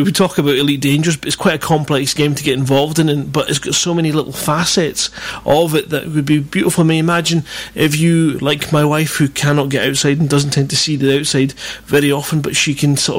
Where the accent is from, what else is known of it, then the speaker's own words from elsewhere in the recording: Scotland, United Kingdom; I'm Scottish